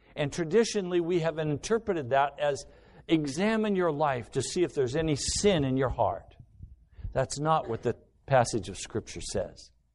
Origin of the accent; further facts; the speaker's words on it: United States; everything I've been taught as an American